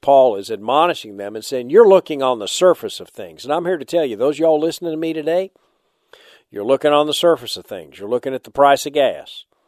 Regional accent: United States; Before I'm an American, I'm a Christian.

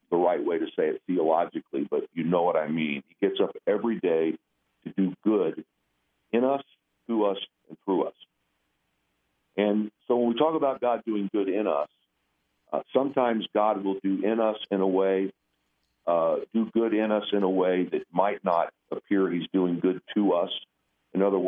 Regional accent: Indiana, United States; now in New York City, United States; I'm a kid from Indiana

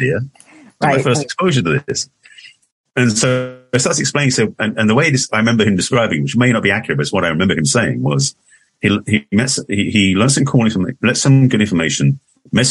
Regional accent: England, United Kingdom; accent: English; moved away as an adult; now in United States; I moved to America in 81 from England. For those who don't know, that's an English accent I express

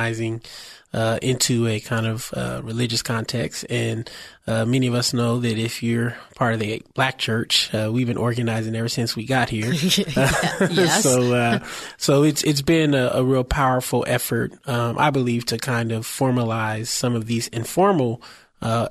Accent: San Francisco, California, United States; I was born and raised in San Francisco, the Bayview, Hunters Point, part of the city

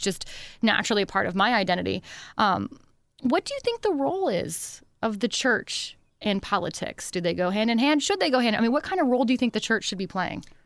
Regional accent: Pennsylvania, United States; moved away; I'm originally from Pennsylvania

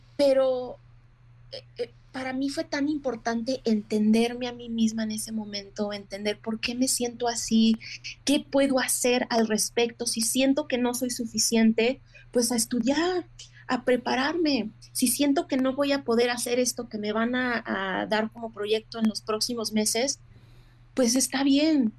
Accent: Mexico; now in United States; como mujer mexicana

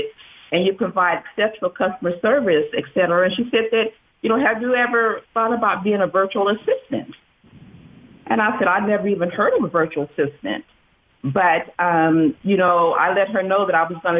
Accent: Vail, California, United States; I grew up in Vail, California

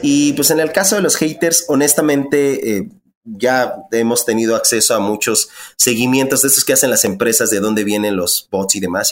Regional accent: Ecatepec, State of Mexico, Mexico; me crié en Ecatepec, en Ecatepec, yo estudié en la UNAM

